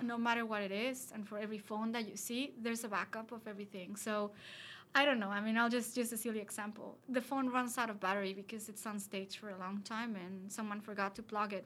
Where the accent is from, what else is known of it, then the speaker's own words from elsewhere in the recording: Mexico; We're both from Mexico.